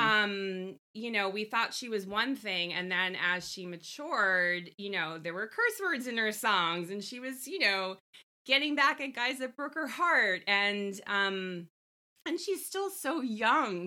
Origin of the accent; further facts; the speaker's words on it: Long Island, New York, United States; I'm a girl from Long Island.